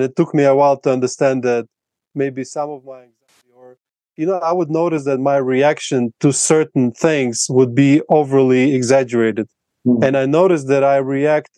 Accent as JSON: {"language": "English", "country": "Latvia", "first_language": "Russian", "second_language": "English", "moved": "yes", "lives_now": "Colombia", "said": "my native language is Russian, in Latvia we speak both Russian and Latvian"}